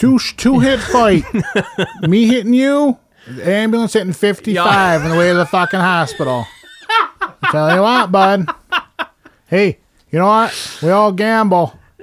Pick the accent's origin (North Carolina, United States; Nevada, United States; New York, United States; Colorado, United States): New York, United States; Glens Falls; this one's from Glens Falls, my hometown.